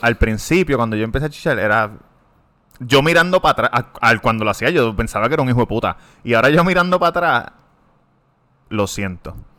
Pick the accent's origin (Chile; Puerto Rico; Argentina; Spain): Puerto Rico; accent: Puerto Rican; first language Spanish; soy puertorriqueño porque estoy hablando como hablamos nosotros